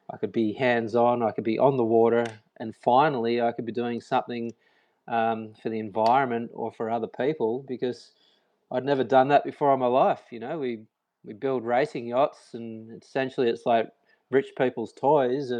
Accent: Byron Bay, New South Wales, Australia; moved away as an adult; also born or lived in Sydney; I'm from a town called Byron Bay in Australia

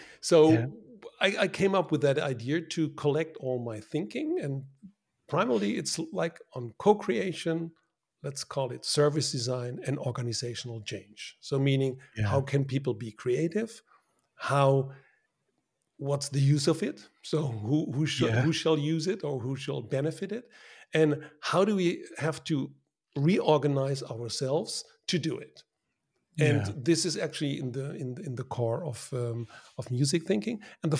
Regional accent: Germany; English is a second language; now in Netherlands; I'm originally from Germany, so I'm speaking Dutch, English, and German

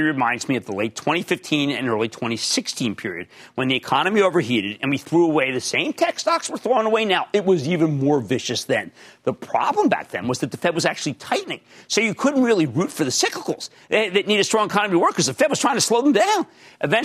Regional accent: Pennsylvania, United States; We're both from Pennsylvania

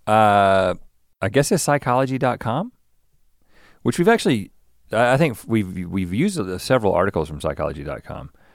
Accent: Buies Creek, North Carolina, United States; now in Los Angeles, United States; I grew up in Bowie's Creek

